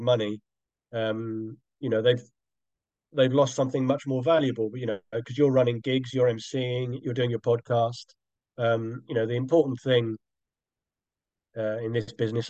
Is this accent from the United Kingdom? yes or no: yes; London, United Kingdom; moved away as an adult; now in Brighton, United Kingdom; I come from South London